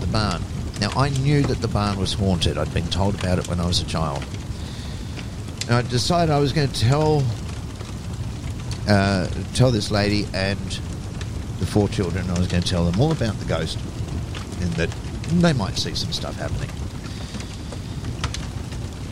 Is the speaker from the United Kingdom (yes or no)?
no; Adelaide, South Australia, Australia; moved away; also born or lived in Melbourne; I grew up in South Australia, in Adelaide